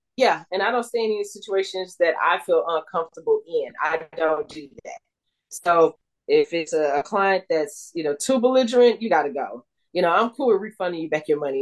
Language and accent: English; Houston, Texas, United States; I went to Prairie View because you know I grew up in Third Ward, so you know I'm I'm right there in the neighborhood anyway